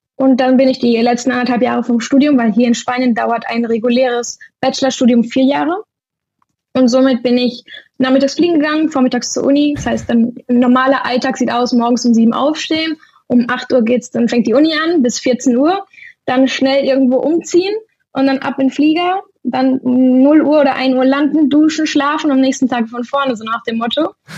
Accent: Germany; moved away as an adult; now in Spain; Deutschland ist zwar meine Heimat

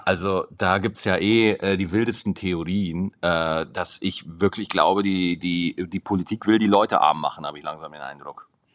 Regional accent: Schwarzach, Bavaria, Germany; ich bin in Schwarzach groß geworden.

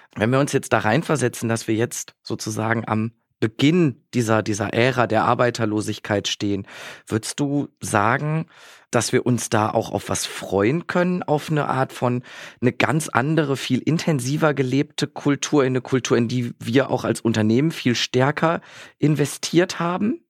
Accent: Bielefeld, North Rhine-Westphalia, Germany; in meiner wunderbaren Heimatstadt Bielefeld

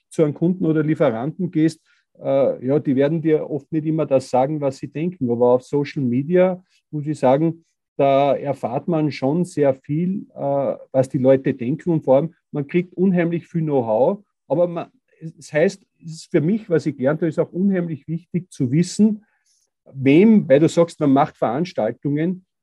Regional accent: Styria, Austria; weil bei uns in der Steiermark, wir sind Tourismusregion und da haben meistens Tourismusbetriebe die Nase vorn gehabt.

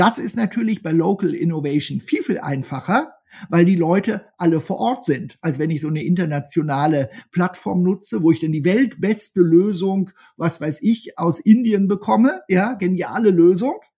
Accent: Germany; Wir sind als Deutsche

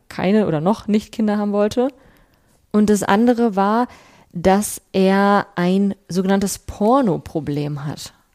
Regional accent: Bielefeld, North Rhine-Westphalia, Germany; born or raised there

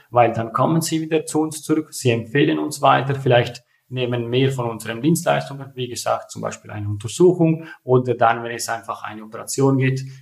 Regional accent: Ticino, Switzerland; German is a second language; Ihr hört das vom Akzent. Ich bin Tessiner, nach Zürich gekommen zum Studieren

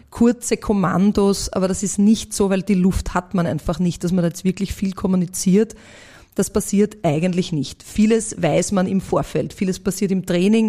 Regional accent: Vienna, Austria; born or raised there

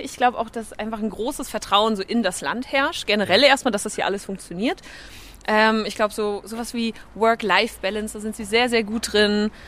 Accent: Germany; moved away as an adult; now in Denmark; als Deutsche

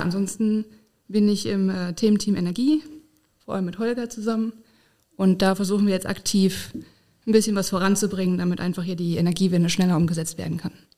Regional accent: Essen, North Rhine-Westphalia, Germany; moved away as an adult; also born or lived in Dortmund / Bonn; now in Koblenz, Germany; ich komme ursprünglich aus Essen

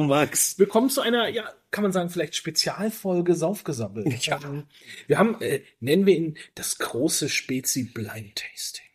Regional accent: Franconia, Bavaria, Germany; moved away; also born or lived in Berchtesgaden; ich komme ja aus, aus Franken-Bayern

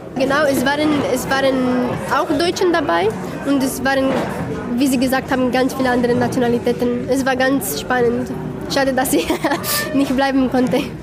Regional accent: Romania; German is a second language; now in Munich, Germany; in meinem Heimatland

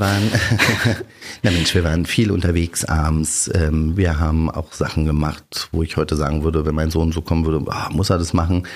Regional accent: Berlin, Germany; Ich bin Berliner Junge, Berliner Kind, bin hier groß geworden, aufgewachsen.

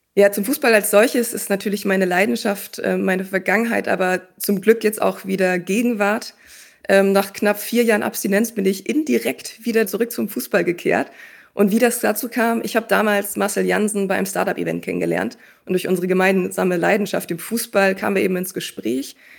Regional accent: Schleswig-Holstein, Germany; moved away as an adult; Ich bin damals in Schleswig-Holstein groß geworden

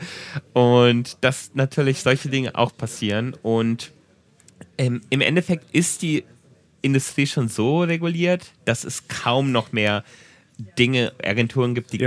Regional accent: Germany; now in Japan; für mich als Deutscher

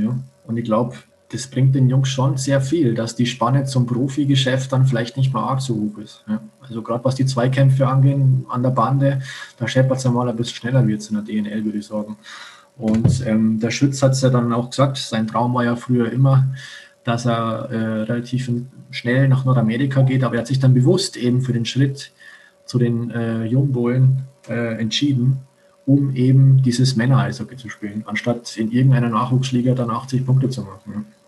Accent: Landshut, Bavaria, Germany; now in Salzburg, Austria; ich komme ja aus Landshut

